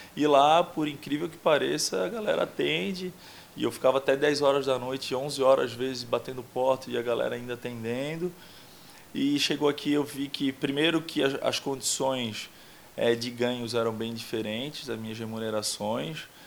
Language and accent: Portuguese; São José, Santa Catarina, Brazil; accent: manezinho; moved away; also born or lived in Florianópolis / Portugal; eu sou de Barreiros ali, Barra Ipiranga, Barra de São Pedro, aquela região, morei por vários endereços ali. Minha família é toda dali.